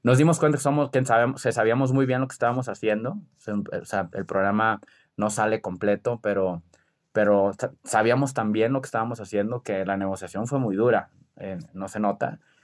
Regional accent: Culiacán, Sinaloa, Mexico; soy de Culiacán y somos muy aventados

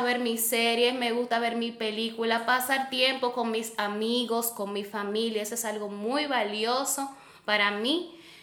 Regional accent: Santiago de los Caballeros, Santiago, Dominican Republic; yo soy nieta de La Vega, pero yo soy hija de Santiago

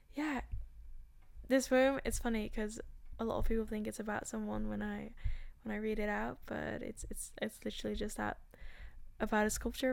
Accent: Amsterdam, North Holland, Netherlands; I was born in Amsterdam. I grew up in Amsterdam and in another city, but also Amsterdam.

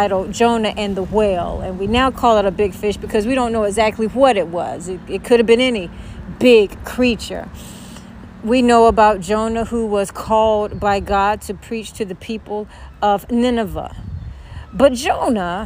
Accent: Louisburg, North Carolina, United States; she and I grew up together in Lewisburg, North Carolina.

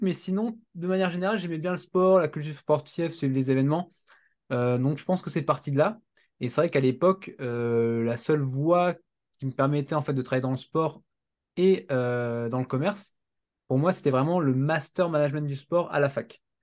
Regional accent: Strasbourg, Grand Est, France; je viens de Strasbourg

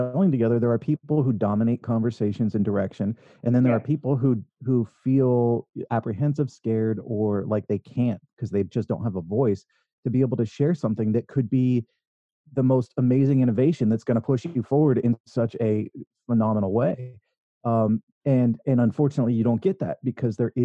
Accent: Northern California, United States; I was raised in Northern California here in the U.S.

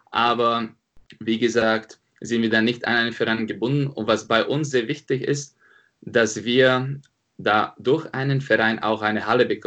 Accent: Slovakia; now in Munich, Germany; Genau, also ich komme ursprünglich aus der Slowakei, bin jetzt schon seit sieben Jahren in München.

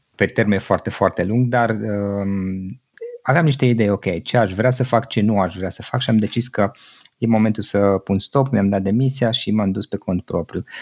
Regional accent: Cluj-Napoca, Cluj County, Romania; also born or lived in Gorj County, Oltenia; M-am născut undeva în Oltenia, în zona Gorj, iar atunci când eram foarte mic, 2-3 ani aveam, părinții mei au decis să se mute în Cluj și aici am copilărit, aici am crescut

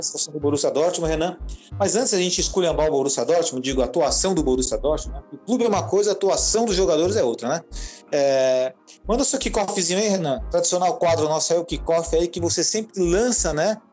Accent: Brazil; nós, como brasileiros, né, temos uma cultura diferente dos alemães

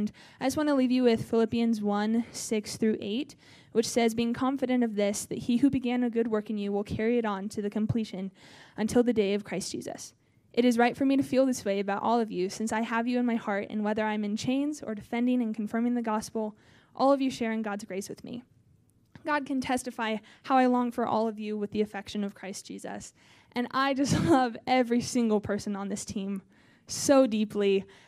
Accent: Nebraska, United States; I'm from Nebraska.

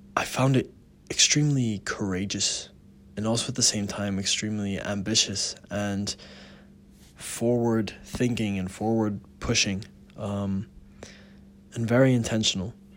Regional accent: United States; being an American, we have so many privileges in the country itself

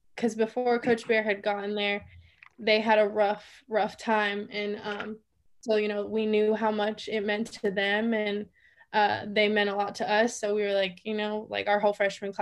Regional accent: Fresno, California, United States; moved away as an adult; also born or lived in Boise, Idaho; I was literally from Fresno

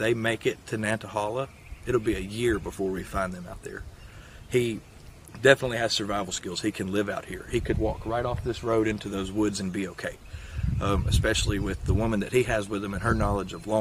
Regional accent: Limestone County, Alabama, United States; I grew up in Limestone County, Alabama

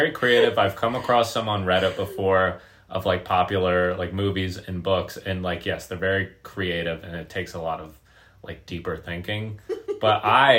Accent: Pennsylvania, United States; I lived in, like, Amish town, Pennsylvania

